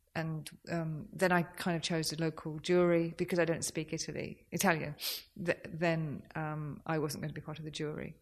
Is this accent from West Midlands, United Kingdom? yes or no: yes; Birmingham, West Midlands, United Kingdom; I'm from Birmingham